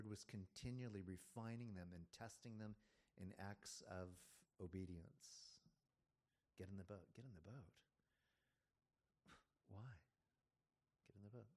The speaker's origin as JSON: {"language": "English", "region": "Virginia", "country": "United States", "tie": "born or raised there", "said": "I was born in Virginia."}